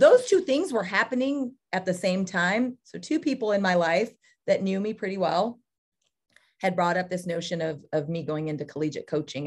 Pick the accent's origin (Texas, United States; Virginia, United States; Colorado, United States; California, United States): California, United States; Ceres; moved away; I grew up in the Central Valley of California, went to Ceres